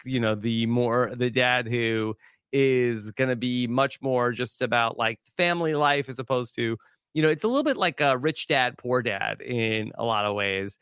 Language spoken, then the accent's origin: English; Long Island, New York, United States; growing up on Long Island